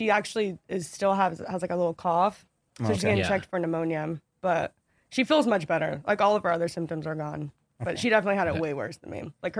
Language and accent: English; Florida, United States; moved away; So we're both from Florida.